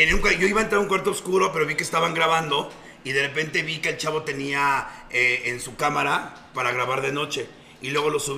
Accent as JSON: {"language": "Spanish", "town": "Tapachula", "region": "Chiapas", "country": "Mexico", "said": "todo lo que es Chiapas, vengo de Tapachula y entre más mentaba madres, me hasta, me aventaban cosas al escenario."}